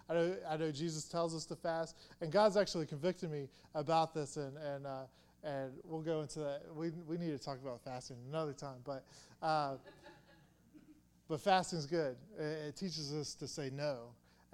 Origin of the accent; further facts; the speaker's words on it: Atlanta, Georgia, United States; I'm from Atlanta, from the south